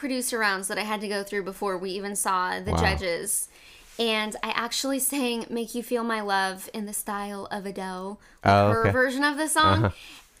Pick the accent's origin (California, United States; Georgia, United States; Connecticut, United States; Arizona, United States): Arizona, United States; Phoenix; also born or lived in Bloomington-Normal, Illinois; now in Nashville, United States; I was born in Phoenix, Arizona, and grew up half my life there, and then the other half in Illinois.